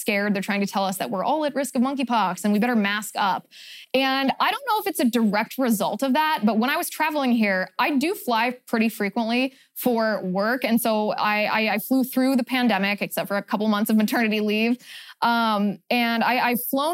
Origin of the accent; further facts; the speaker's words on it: Cincinnati, Ohio, United States; my hometown, Cincinnati, Ohio